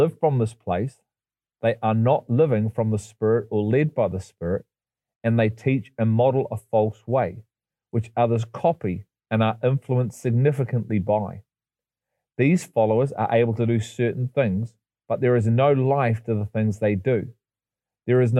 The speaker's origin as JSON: {"language": "English", "region": "England", "country": "United Kingdom", "tie": "born or raised there", "said": "I was born in England, not Israel."}